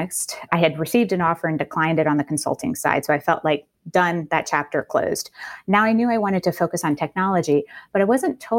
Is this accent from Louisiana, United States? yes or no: yes; New Orleans, Louisiana, United States; I grew up in New Orleans